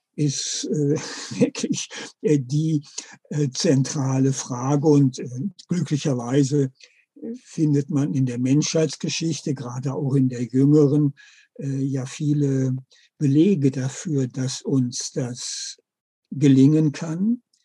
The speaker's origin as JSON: {"language": "German", "country": "Germany", "said": "bei uns in Deutschland"}